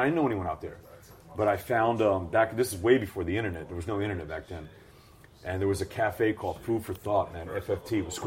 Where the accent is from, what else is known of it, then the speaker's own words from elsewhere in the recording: Baltimore, Maryland, United States; also born or lived in Washington, D.C. / Virginia; now in Brooklyn, United States; I was actually born in Baltimore. My family's all from Brooklyn, but I was born in Baltimore. And I lived in the D.C. area. I lived in Virginia, I lived in Maryland, and I lived in D.C.